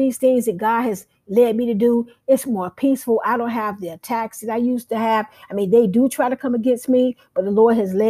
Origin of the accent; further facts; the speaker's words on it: United States; as being African American